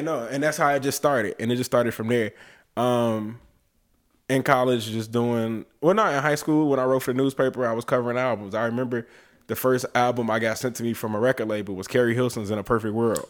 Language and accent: English; Oakland, California, United States; moved away; when we were living in L, in, in Oakland, 'cause I was born in California.